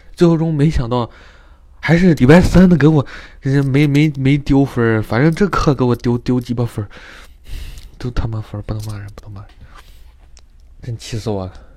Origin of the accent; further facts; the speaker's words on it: China; moved away as an adult; now in United States; 我作为一个中国人